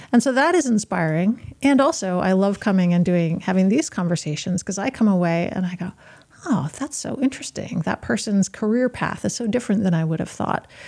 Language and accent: English; Yarmouth, Maine, United States; I grew up in Yarmouth, and even though Yarmouth is the town that we currently are